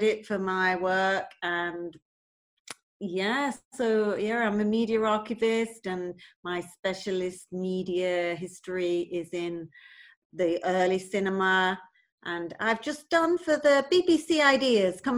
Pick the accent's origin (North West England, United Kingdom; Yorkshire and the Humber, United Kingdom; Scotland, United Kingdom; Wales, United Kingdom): North West England, United Kingdom; Manchester; also born or lived in Bolton; now in London, United Kingdom; I'm from Crumpsall originally